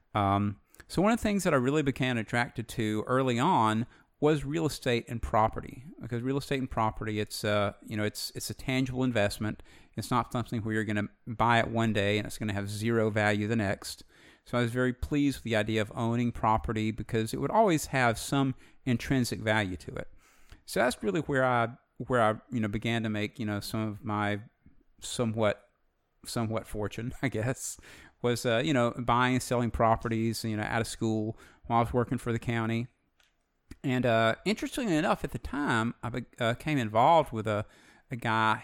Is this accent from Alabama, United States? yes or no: yes; Alabama, United States; Alabama born, Alabama bred